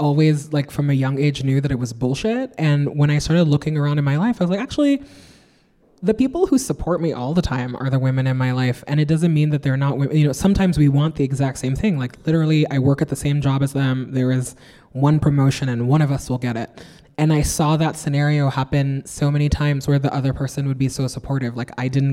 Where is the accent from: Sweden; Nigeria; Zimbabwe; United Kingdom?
Nigeria; now in New York, United States; I grew up in West Africa under 3 dictatorships